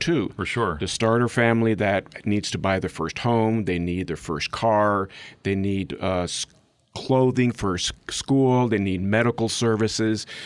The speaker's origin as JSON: {"language": "English", "country": "Mexico", "tie": "born or raised there", "first_language": "English", "moved": "as an adult", "said": "I'm actually third generation, born and raised in Mexico"}